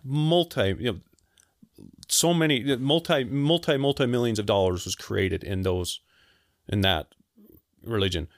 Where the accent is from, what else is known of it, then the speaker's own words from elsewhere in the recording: Salt Lake City, Utah, United States; I grew up in Salt Lake.